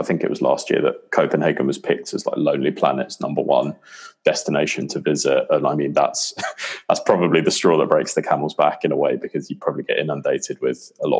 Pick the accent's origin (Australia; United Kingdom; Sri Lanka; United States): United Kingdom